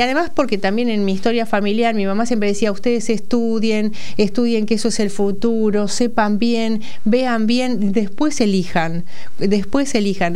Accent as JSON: {"language": "Spanish", "town": "Saladillo", "region": "Buenos Aires Province", "country": "Argentina", "tie": "born or raised there", "moved": "as an adult", "lives_now": "Buenos Aires, Argentina", "said": "Soy de Saladillo, provincia de Buenos Aires. Nací en el kilómetro 175 de la ruta 205, eh, cuartel tercero, paraje San Blas."}